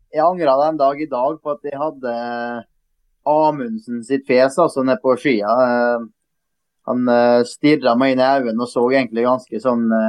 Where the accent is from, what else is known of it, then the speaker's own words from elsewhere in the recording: Møre og Romsdal, Norway; vi er jo romsdalinger